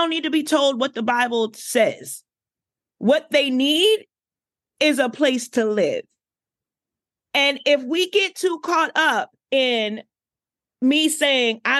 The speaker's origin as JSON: {"language": "English", "town": "Washington", "region": "District of Columbia", "country": "United States", "said": "I'm from Southeast DC"}